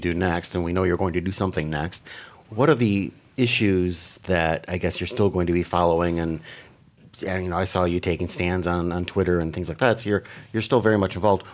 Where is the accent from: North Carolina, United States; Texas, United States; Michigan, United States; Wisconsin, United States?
Wisconsin, United States; Green Bay; moved away; when I was a little child growing up in Green Bay, Wisconsin